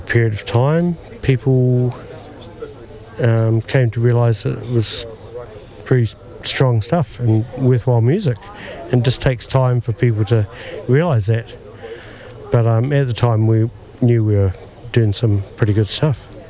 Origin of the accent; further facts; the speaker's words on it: Mosgiel, Otago, New Zealand; I grew up in Mosgiel